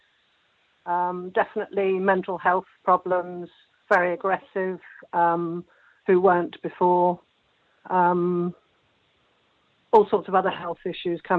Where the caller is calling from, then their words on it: Wiltshire, South West England, United Kingdom; I'm calling from Wiltshire